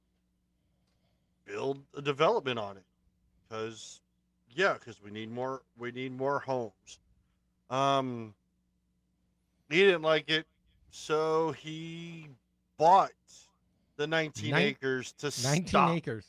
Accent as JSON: {"language": "English", "area": "D.C. area", "region": "Maryland", "country": "United States", "said": "I'm from Maryland, I'm from D.C. area"}